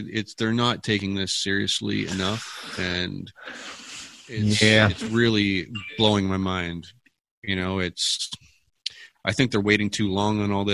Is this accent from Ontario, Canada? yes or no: yes; Hamilton, Ontario, Canada; I live in Hamilton, Ontario. I'm from Hamilton, Ontario. I've lived here my whole life.